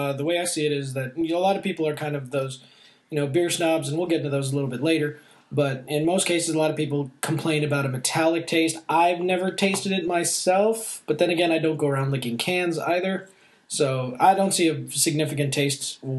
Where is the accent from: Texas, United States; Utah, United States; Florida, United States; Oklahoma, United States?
Texas, United States; I was raised in Texas, but I was born overseas, military family, so I have been jaunted all over the planet at least 2-3 times over.